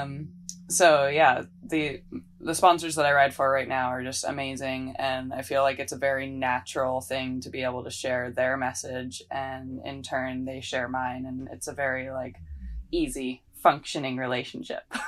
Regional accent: Maui, Hawaii, United States; also born or lived in Victoria, British Columbia, Canada; I grew up on the island of Maui. Um, I was born in Victoria, B C, and moved to Maui when I was about nine

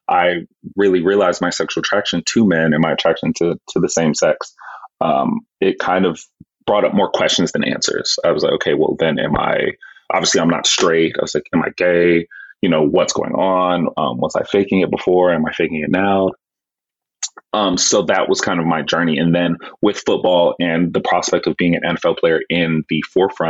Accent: Texas, United States; growing up in Texas

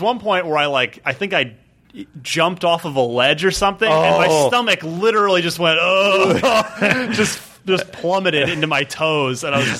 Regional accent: New Jersey, United States; New Jersey, my home state

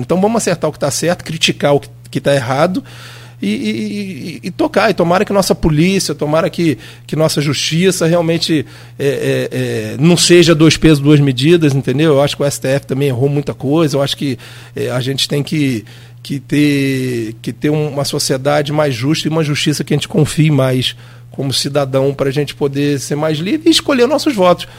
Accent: Brazil; sou brasileiro, gente. Eu moro aqui, meus três filhos moram aqui

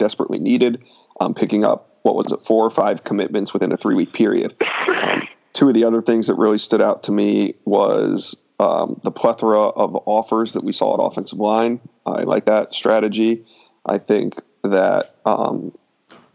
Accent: Florida, United States; I'm from Florida

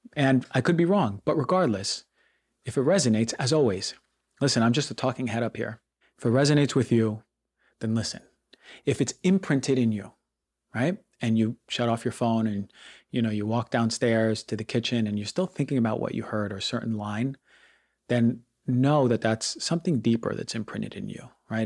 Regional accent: New York, United States; growing up in New York

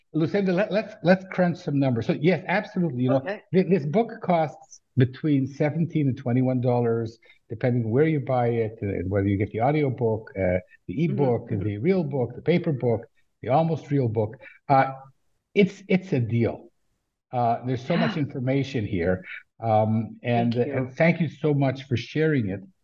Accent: Canada; also born or lived in Israel; now in Tel Aviv area, Israel; I've lived in Israel for millions of years, but I grew up in Canada

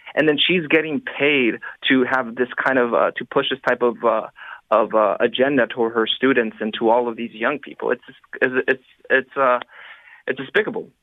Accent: Los Angeles, California, United States; in my hometown in Los Angeles

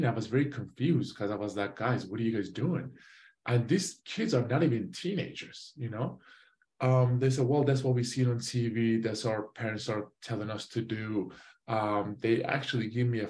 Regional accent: Van, Turkey; moved away; also born or lived in Switzerland; I was born in Switzerland. I moved back to Turkey, you know, when I was 9 months. I grew up inside of Turkey, the city called Van, V-A-N

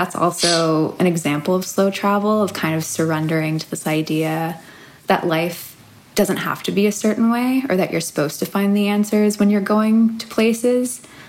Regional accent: New York City, New York, United States; getting to know my city again, I've been really, really mindful of how I re-enter life as a New Yorker.

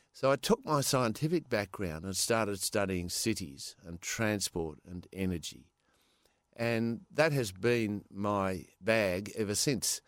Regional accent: Perth, Western Australia, Australia; also born or lived in California; I was born in Perth

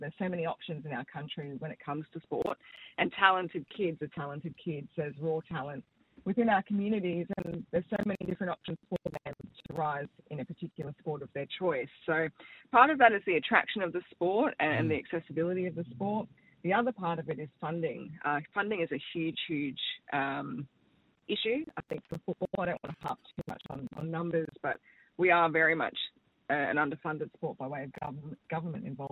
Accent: South Africa; now in Australia; I'm of South African background

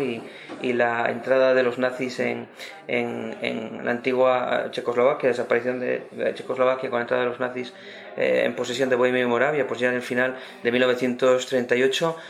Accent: Cantabria, Spain; mi tierra de Cantabria

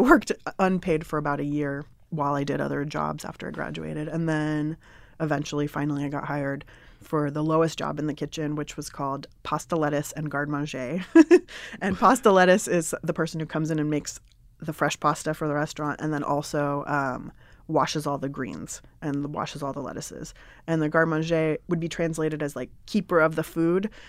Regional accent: San Diego, California, United States; moved away as an adult; also born or lived in Berkeley; I grew up in San Diego

